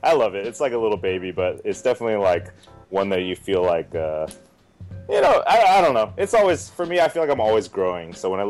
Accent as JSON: {"language": "English", "town": "Oakland", "region": "California", "country": "United States", "tie": "born or raised there", "also_born_or_lived": "San Francisco / Alameda / San Pablo", "said": "I'm a Bay Area boy. I was born in San Francisco and raised, like, Oakland and Alameda, you know, San Pablo, all, you know, all over the Bay."}